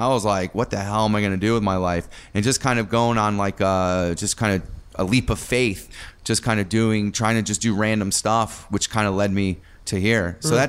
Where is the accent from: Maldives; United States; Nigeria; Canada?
United States; Milford, Connecticut; now in New York City, United States; I'm from Connecticut.